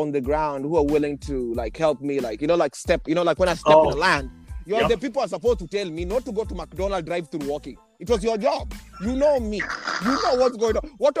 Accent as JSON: {"language": "English", "country": "Kenya", "moved": "as an adult", "lives_now": "United States", "said": "I think one of my biggest challenges when I came from Kenya, I went to Wichita State University in Kansas."}